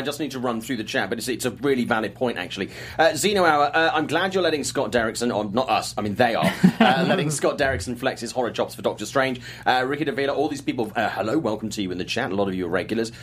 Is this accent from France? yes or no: no; United Kingdom; I'm British